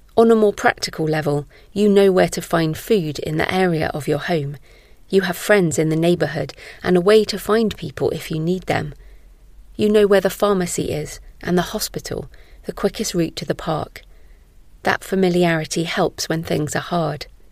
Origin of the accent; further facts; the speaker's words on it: Bristol, South West England, United Kingdom; moved away as an adult; also born or lived in Somerset / Malawi / Israel / Oxford; now in Bath, United Kingdom; I was born in Somerset, where I now live, and spent most of my school life in Bristol, the city closest to where I live now